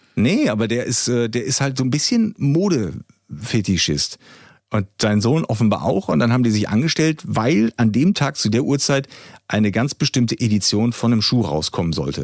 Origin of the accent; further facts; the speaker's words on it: East Germany, Germany; bei uns im Osten